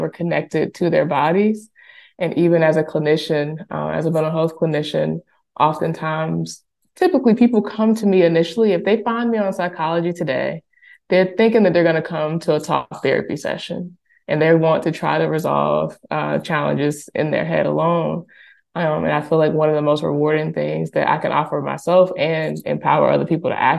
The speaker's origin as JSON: {"language": "English", "region": "Alabama", "country": "United States", "tie": "born or raised there", "said": "I was born and raised in Alabama, born and raised in the South."}